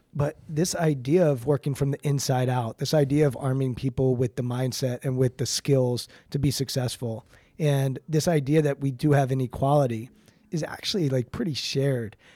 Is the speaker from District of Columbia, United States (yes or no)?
yes; Washington, District of Columbia, United States; I grew up outside of Washington, D C